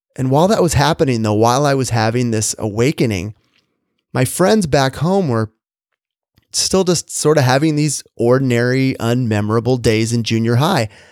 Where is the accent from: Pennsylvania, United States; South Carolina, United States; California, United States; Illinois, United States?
California, United States; Orange County, Southern; I grew up in Southern California, in the suburbs of Orange County